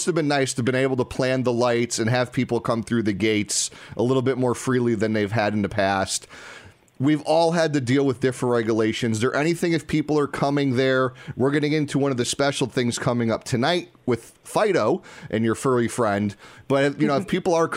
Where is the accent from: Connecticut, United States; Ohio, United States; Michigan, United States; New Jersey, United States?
Connecticut, United States; Bristol; my hometown of Bristol